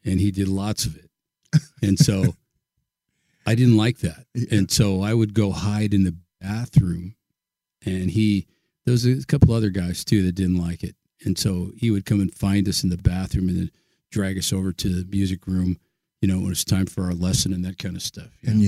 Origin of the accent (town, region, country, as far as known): Pleasanton, California, United States; born or raised there; also born or lived in Oakland, California